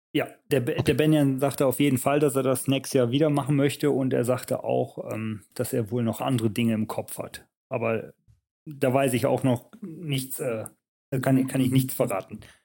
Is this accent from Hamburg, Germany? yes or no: no; Leichlingen, North Rhine-Westphalia, Germany; moved away as an adult; also born or lived in Leverkusen / Switzerland; now in Nänikon, Switzerland; ich bin gebürtig aus Leverkusen, bin aber in Leichlingen aufgewachsen